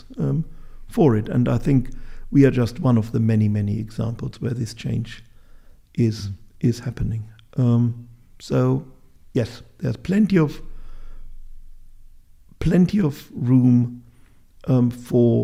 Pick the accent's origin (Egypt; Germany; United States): Germany; Bielefeld, North Rhine-Westphalia; I joined the Natural History Society in Bielefeld, my hometown, either at the age of 12 or 14